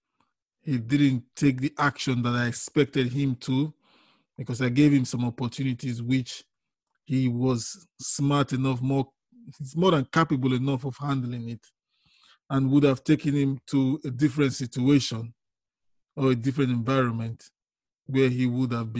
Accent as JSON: {"language": "English", "country": "Nigeria", "tie": "born or raised there", "said": "We grew up together in Nigeria"}